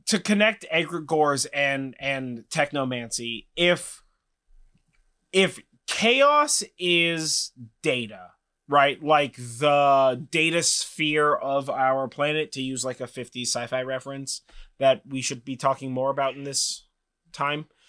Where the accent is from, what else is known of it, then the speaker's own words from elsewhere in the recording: Sonoma, California, United States; now in Monte Rio, United States; I grew up in Sonoma.